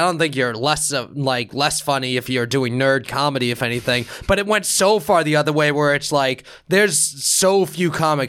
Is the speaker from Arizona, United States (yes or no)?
no; New York, United States; So I grew up in New York where the Jets and Giants were in Jersey, so I didn't really root for them.